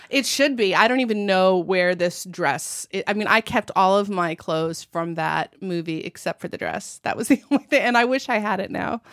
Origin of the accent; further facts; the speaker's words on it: United States; moved away as an adult; also born or lived in France; I grew up in America